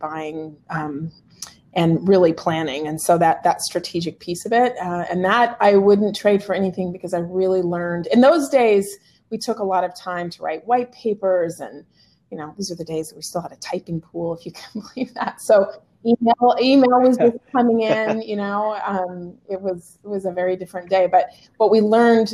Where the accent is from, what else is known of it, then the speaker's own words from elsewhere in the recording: the Northwest, Pacific Northwest, United States; moved away; also born or lived in Central California; I was born and raised in the Northwest